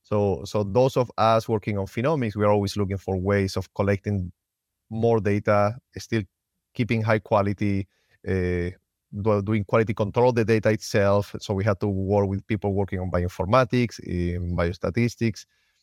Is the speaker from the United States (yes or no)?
no; Spain; English is a second language; moved away as an adult; also born or lived in Finland; Yeah, I'm originally from Spain. I always wanted to be a veterinarian. So I went to college and I became a vet. I didn't find an attractive job in Spain, so I ended up moving to Finland